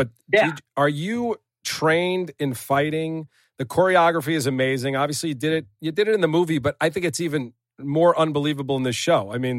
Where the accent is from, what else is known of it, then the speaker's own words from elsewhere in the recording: Long Island, New York, United States; when I was growing up on Long Island